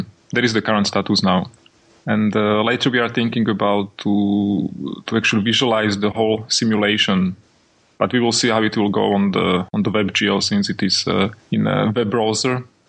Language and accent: English; Bratislava, Bratislava Region, Slovakia; moved away as an adult; also born or lived in Czech Republic; now in Norway; I'm originally from Slovakia, from Bratislava, where I studied at university. After that, I went and studied in Czech. And currently now I'm working in Norway